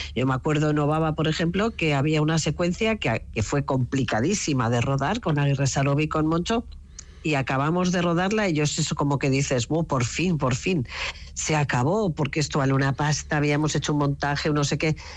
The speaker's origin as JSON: {"language": "Spanish", "region": "Navarre", "country": "Spain", "moved": "yes"}